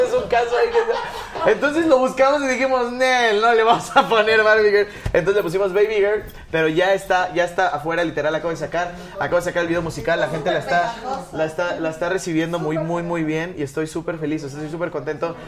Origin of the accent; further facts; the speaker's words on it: Mexico; soy de México